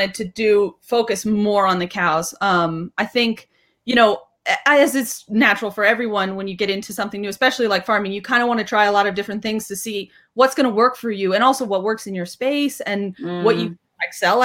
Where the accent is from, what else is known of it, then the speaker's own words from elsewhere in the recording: Atlanta, Georgia, United States; moved away as an adult; now in Portugal; I'm from Atlanta, Georgia